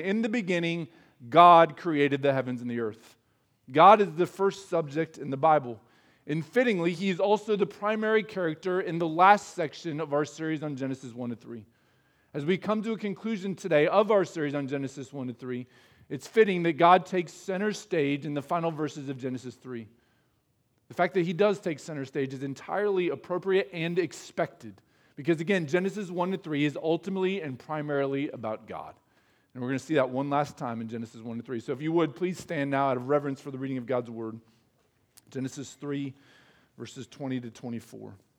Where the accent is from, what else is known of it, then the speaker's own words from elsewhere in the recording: Midwest, United States; as Midwesterners, we're not expected to show a lot of emotion